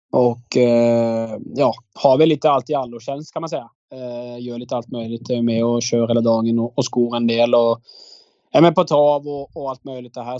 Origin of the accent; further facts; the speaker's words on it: Agder, Norway; moved away as an adult; now in Sweden; jag kommer ju från Norge